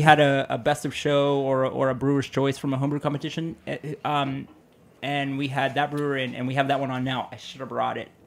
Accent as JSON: {"language": "English", "town": "Pittsburgh", "region": "Pennsylvania", "country": "United States", "said": "I'm from Pittsburgh"}